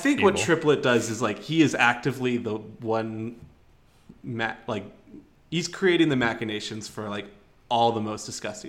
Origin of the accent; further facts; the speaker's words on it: Albuquerque, New Mexico, United States; I'm from Albuquerque.